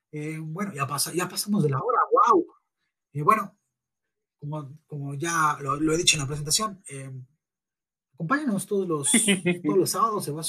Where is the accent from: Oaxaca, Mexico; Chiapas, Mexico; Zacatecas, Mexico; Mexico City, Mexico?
Mexico City, Mexico; nosotros no somos de ninguna pandilla solo somos normales de la Ciudad de México.